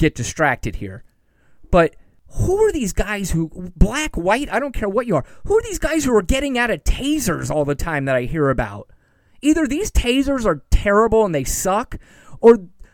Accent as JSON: {"language": "English", "country": "United States", "said": "it was the most prideful time I've ever been as an American in my entire life"}